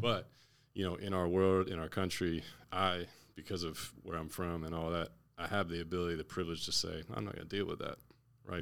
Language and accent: English; Naples, Florida, United States; now in Orlando, United States; I'm from Naples, Florida.